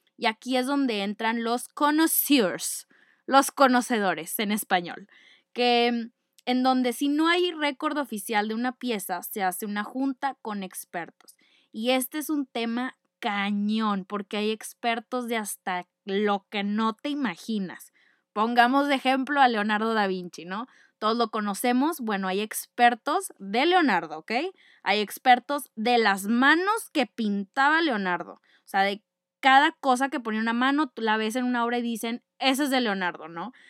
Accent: Monterrey, Nuevo León, Mexico; No soy francesa, ustedes ya lo saben, soy regia, arriba del norte

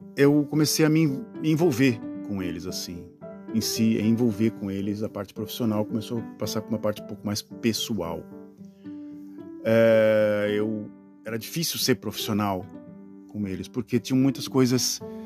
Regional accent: Brazil; moved away as an adult; E eu sempre remoto ao Brasil, as minhas origens, que foi lá onde eu nasci

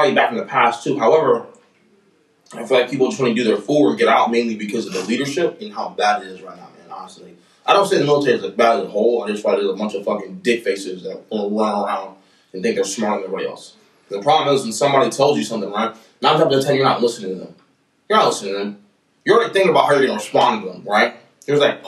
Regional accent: United States; still our home.

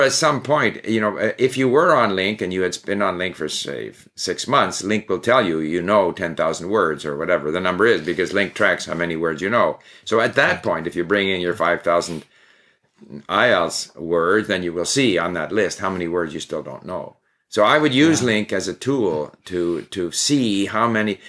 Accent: Montreal, Quebec, Canada; also born or lived in Sweden; I was actually born in Sweden, and at the age of five, my family moved to Canada. So I promptly forgot my Swedish and only spoke English. We spoke English at home. But, and I grew up in Montreal

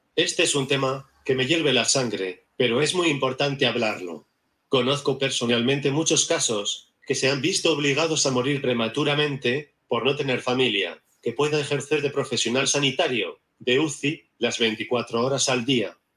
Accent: Barcelona, Catalonia, Spain; soy de Barcelona

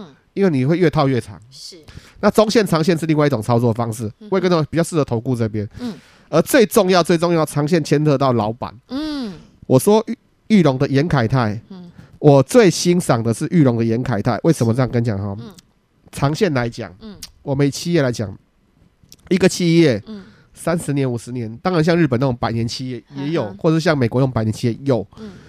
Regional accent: Taiwan; 我们台湾人

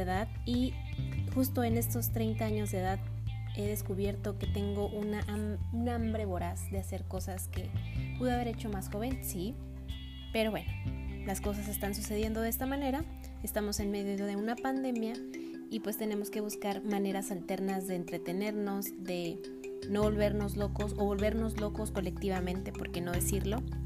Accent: Ciudad Juárez, Chihuahua, Mexico; soy de Ciudad Juárez, Chihuahua.

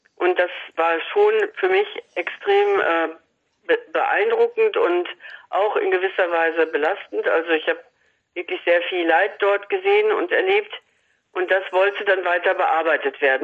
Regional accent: Salzkotten, North Rhine-Westphalia, Germany; in meiner Heimatstadt Salzgotten bei Paderborn

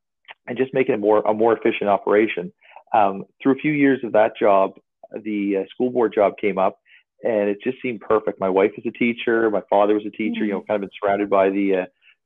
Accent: North Kentville, Nova Scotia, Canada; I'm from North Kentville, Nova Scotia. Basically grew up in the Valley

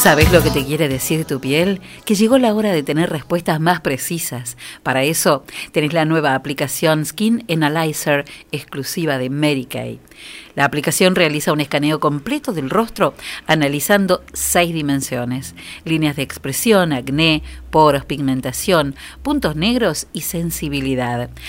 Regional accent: General Villegas, Buenos Aires Province, Argentina; nosotros somos de Villegas

